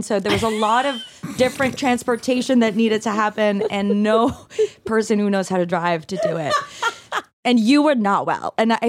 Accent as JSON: {"language": "English", "country": "Canada", "said": "And as a Canadian, I can tell you, I get overwhelmed by your healthcare system."}